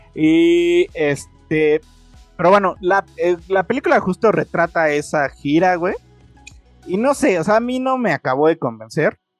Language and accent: Spanish; Mexico